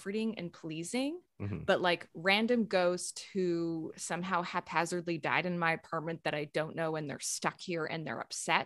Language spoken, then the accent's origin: English; Saskatchewan, Canada; now in Toronto, Canada; I grew up in Saskatchewan and we lived for a while at the top of this valley